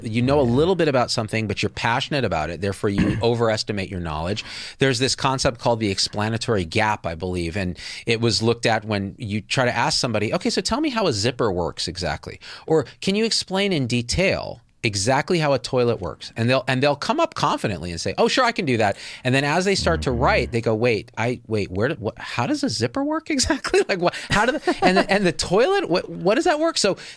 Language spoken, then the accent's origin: English; India; Are you saying because I'm Indian, I do the IT?